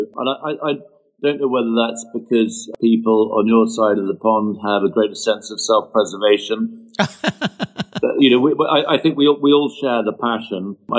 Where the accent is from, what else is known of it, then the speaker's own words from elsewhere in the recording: London, United Kingdom; I lived in London. I was brought up in London